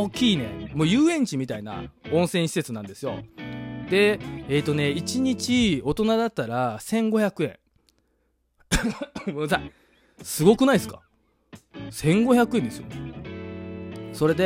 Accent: Kansai, Japan; accent: Kansai-ben; 関西もうコテコテの関西人ですから

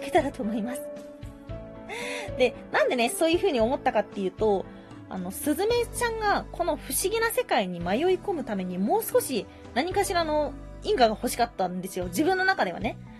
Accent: Hyogo, Japan; 地元が兵庫県なんで

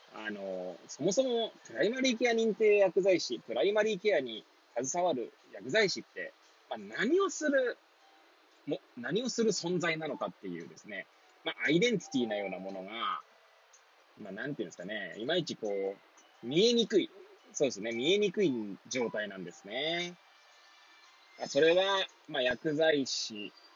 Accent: Hachioji, Tokyo, Japan; moved away as an adult; now in Kamaishi, Japan; 八王子生まれ、八王子育ち、震災の前年より、釜石で働く

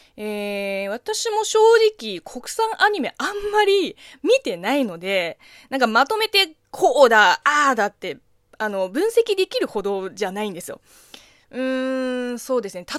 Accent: China; Japanese is a second language; moved away; 中国 生まれ、中国育ちの私

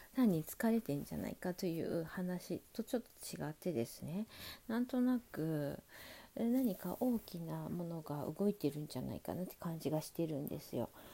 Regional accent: Sapporo, Hokkaido, Japan; now in Tokyo, Japan; 私その北海道札幌出身で

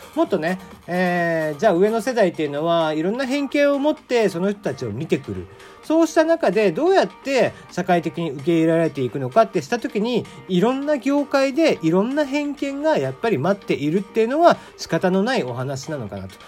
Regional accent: Kagoshima, Japan; 僕鹿児島生まれなんで

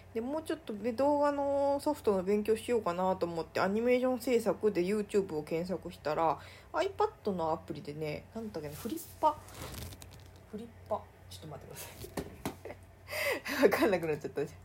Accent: Mie, Japan; 地元の三重県

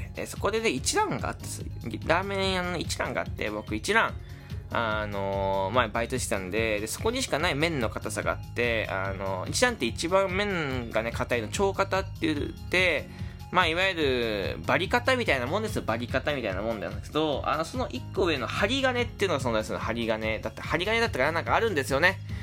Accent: Fukuoka, Japan; 僕、福岡で育ったんですけど

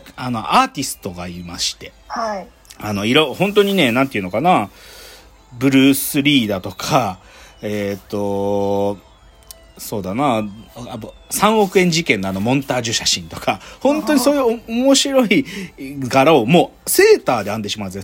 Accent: Gunma, Japan; 僕群馬県出身

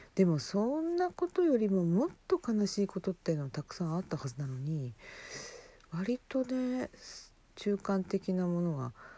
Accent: Hokkaido, Japan; born or raised there

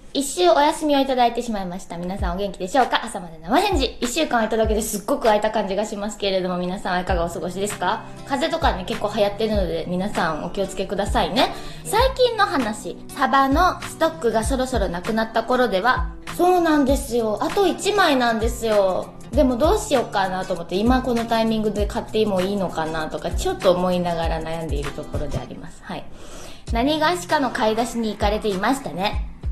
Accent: Kurume, Fukuoka, Japan; 私福岡人だなあるいは久留米っ子だなと思う瞬間は

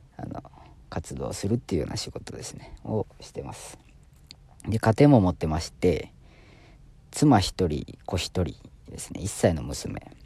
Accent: Osaka, Japan; now in Kanagawa, Japan; もうちょっとイントネーション出ちゃってると思うんですけど、大阪出身ですね。大阪出身で今、神奈川県在住の

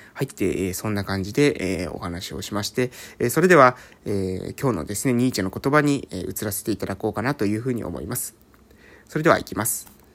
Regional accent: Amami Ōshima, Kagoshima, Japan; moved away as an adult; also born or lived in Fukuoka; 現在は、え奄美大島某村、ここは私の地元なんですけども、そこに、え帰ってきて

